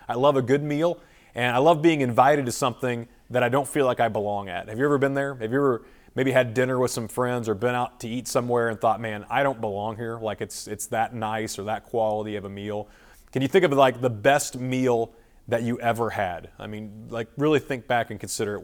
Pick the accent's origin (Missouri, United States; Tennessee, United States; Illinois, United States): Missouri, United States; Springfield; Springfield, Missouri, my hometown